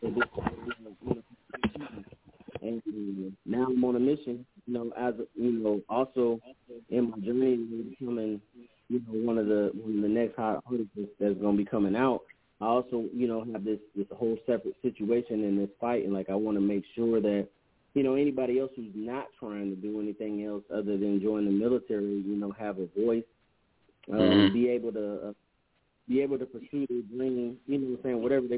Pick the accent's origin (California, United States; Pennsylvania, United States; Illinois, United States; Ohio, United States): California, United States; now in Georgia, United States; out here in Georgia, ATL area, you know, but I'm from California